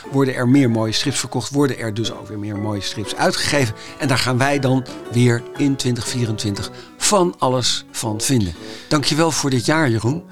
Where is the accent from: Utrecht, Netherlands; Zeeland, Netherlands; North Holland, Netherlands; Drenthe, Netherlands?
North Holland, Netherlands; Amsterdam; ik kom dan toevallig uit Amsterdam